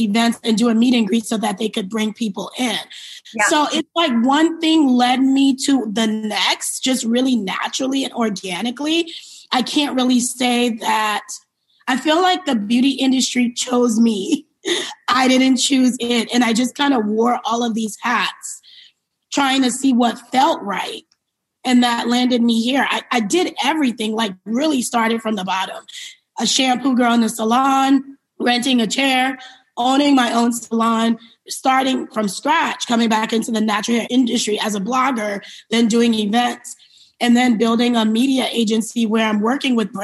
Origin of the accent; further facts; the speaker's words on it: New York City, New York, United States; also born or lived in Liberia; I was born in West Africa, Liberia, and I came to the United States when I was 2 years old. And I grew up in New York City.